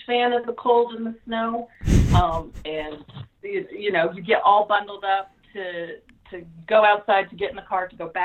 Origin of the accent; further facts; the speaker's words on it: Dillon, Montana, United States; also born or lived in Idaho; now in Fresno, United States; growing up in Montana, there's not a lot to do.